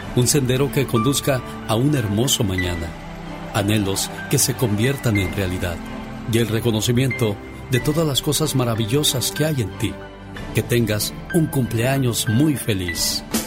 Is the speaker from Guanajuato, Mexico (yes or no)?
yes; Guanajuato, Mexico; moved away; Un día salí de Guanajuato, pero Guanajuato nunca salió de mí